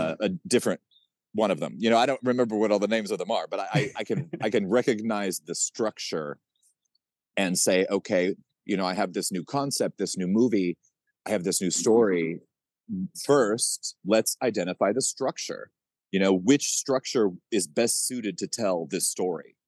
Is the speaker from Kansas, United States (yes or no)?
yes; Kansas, United States; I grew up in Kansas